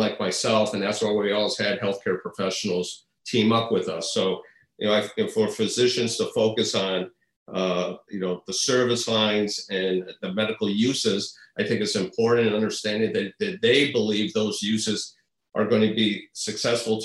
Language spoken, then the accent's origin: English; Midwest, United States; also born or lived in Madison; now in Chicago, United States; I'm from the Midwest